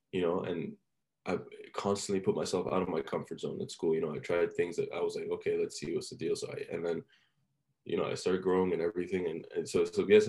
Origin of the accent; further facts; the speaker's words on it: Oman; English is a second language; also born or lived in Iran; I was like this little, you know, Iranian kid just moved to Oman. Like I was fresh off the boat, moved to Oman